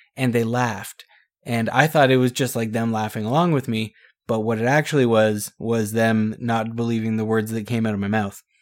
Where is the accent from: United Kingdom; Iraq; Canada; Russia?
Canada; we're Canadian